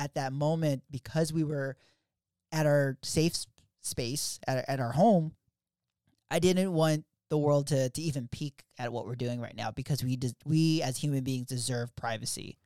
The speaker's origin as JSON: {"language": "English", "town": "Philadelphia", "region": "Pennsylvania", "country": "United States", "tie": "born or raised there", "moved": "yes", "lives_now": "Virginia, United States", "said": "I grew up in Philly, South Philly, to be exact."}